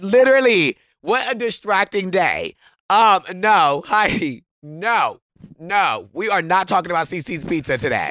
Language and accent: English; Wisconsin, United States; I'm from Wisconsin